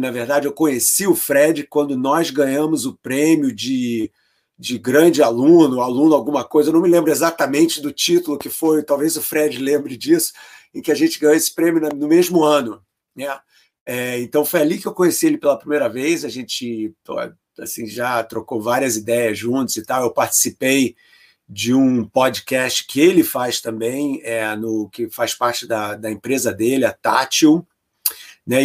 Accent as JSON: {"language": "Portuguese", "country": "Brazil", "moved": "as an adult", "said": "eu estou fora do Brasil há mais de 30 anos, né? Quer dizer, há mais tempo fora do Brasil do que eu fiquei no Brasil. Eu saí do Brasil com 23."}